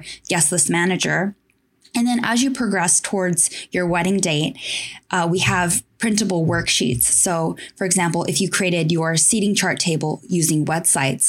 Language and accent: English; Tokyo, Japan; also born or lived in United States; So I was born and raised in Tokyo, Japan. I grew up here.